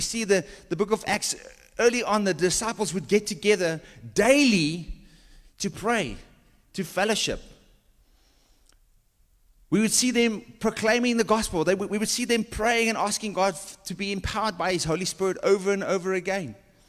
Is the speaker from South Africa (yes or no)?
yes; South Africa; Well, we're South African, so we understand this.